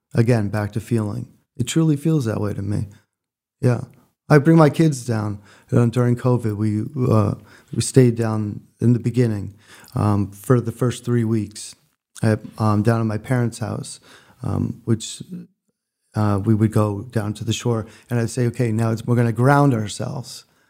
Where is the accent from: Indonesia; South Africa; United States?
United States; Connecticut; moved away; also born or lived in Freeport, Maine; I grew up in Connecticut, but spent every summer of my life in Freeport, Maine